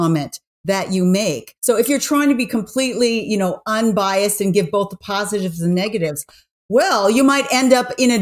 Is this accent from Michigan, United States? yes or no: no; New York, United States; I'm from New York.